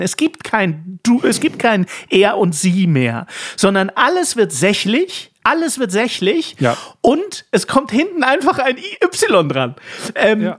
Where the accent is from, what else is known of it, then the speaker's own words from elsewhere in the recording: East Germany, Germany; als Ossi, als geborener Ossi